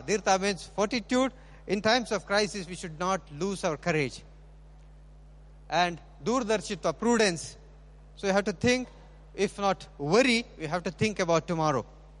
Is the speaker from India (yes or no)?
yes; India; So we being Indian vegan, we try to avoid that possession.